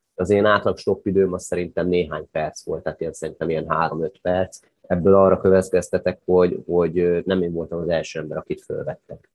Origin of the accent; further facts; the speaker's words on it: Hungary; nálunk a szocializmusban nagyon nagy volt a kultúrája a sátrazásnak, kempingezésnek, stokkolásnak